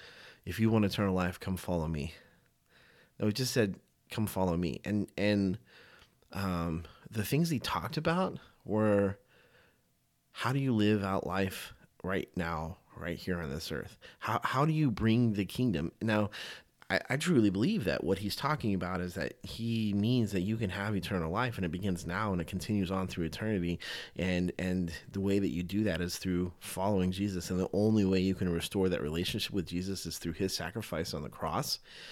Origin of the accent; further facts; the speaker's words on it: the South, United States; Growing up in the South as a Southern Baptist, that's for sure.